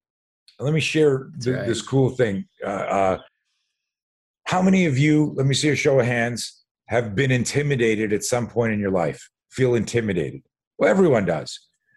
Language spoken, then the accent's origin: English; Montreal, Quebec, Canada; So a lot of people don't know this. I grew up in Montreal.